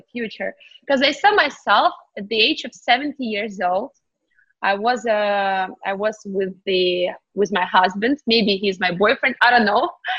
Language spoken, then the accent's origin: English; Kyiv, Ukraine; English is a second language; moved away as an adult; now in United States; I was born in Ukraine, Kyiv, Eastern Europe.